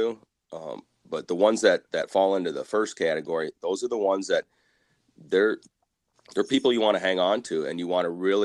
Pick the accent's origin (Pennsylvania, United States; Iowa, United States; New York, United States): Iowa, United States; Dubuque; also born or lived in South Dakota; I grew up here in Dubuque area.